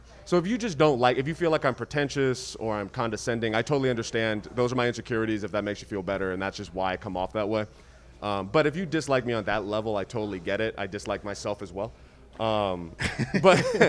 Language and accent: English; Riverside, California, United States; I grew up in Riverside, California